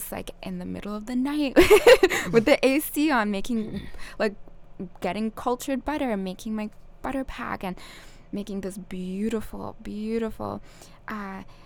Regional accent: Okanagan, British Columbia, Canada; moved away as an adult; also born or lived in Vancouver, Canada / Tofino, Canada; now in Kauai, United States; I'm Canadian. Mm. I grew up in the Okanagan

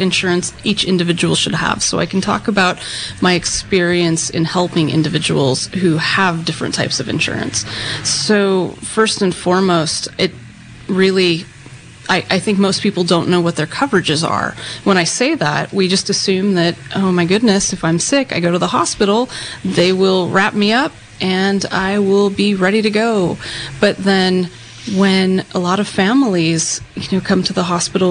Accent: Ukiah, California, United States; I was born and raised in Ukiah

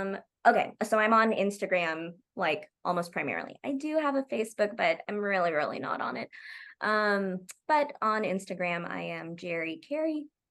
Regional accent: Oklahoma, United States; I'm from Oklahoma.

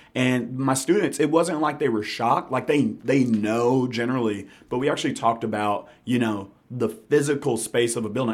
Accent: Memphis, Tennessee, United States; also born or lived in Jackson / New York; I'm from Memphis. Grew up in Hickory Hill.

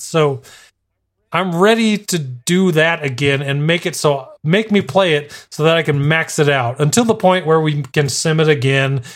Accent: El Paso, Texas, United States; now in Arizona, United States; I was born in El Paso, Texas, which is basically Mexico

